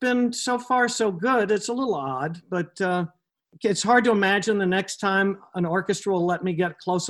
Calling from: Connecticut, United States; I'm in my home in Connecticut, sequestered.

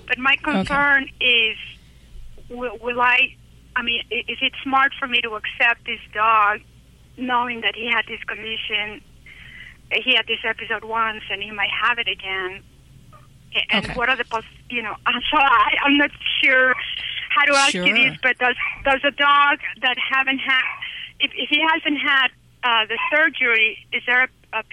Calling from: Utah, United States; I'm calling from Utah, and the reason I'm calling is I'm blind

